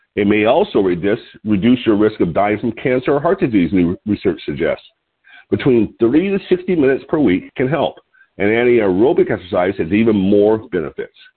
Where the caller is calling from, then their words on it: Lompoc, California, United States; I'm calling from Lompoc, California, which is 54 miles north of Santa Barbara on California's beautiful central coast.